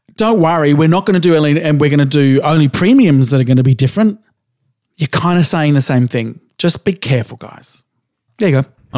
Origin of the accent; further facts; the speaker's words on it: Australia; I grew up in Australia in the seventies